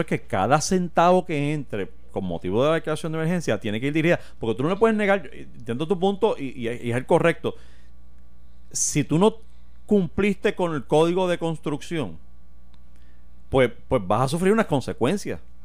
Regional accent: Puerto Rico; nosotros como puertorriqueños

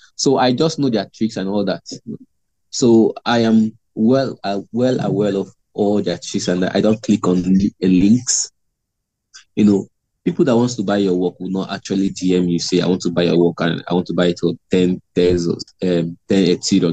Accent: Imo, Nigeria; i'm from uh imo state nigeria

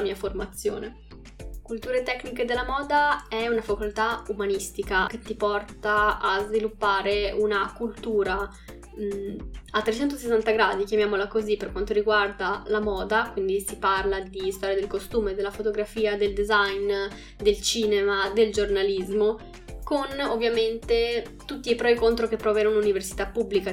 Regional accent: Bologna, Emilia-Romagna, Italy; also born or lived in Calabria (ancestry) / Tuscany; Sono nata a Bologna, ma sono mezzo sangue calabrese

